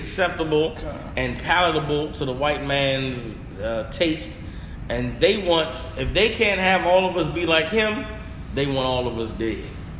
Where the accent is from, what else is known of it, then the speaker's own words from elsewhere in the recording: Atlanta, Georgia, United States; And I'm a man from Atlanta, the same city where Martin Luther King was